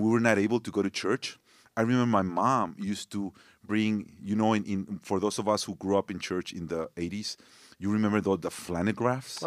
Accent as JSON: {"language": "English", "town": "Torreón", "region": "Coahuila", "country": "Mexico", "tie": "born or raised there", "also_born_or_lived": "Monterrey, Mexico", "second_language": "English", "moved": "yes", "lives_now": "United States", "said": "when I was three years old, my parents moved to this other city called Torreon."}